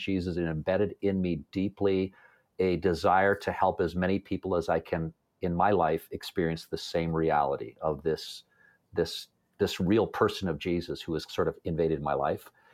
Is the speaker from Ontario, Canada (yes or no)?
yes; Toronto, Ontario, Canada; now in London, Canada; I was, uh, born and raised in the Toronto area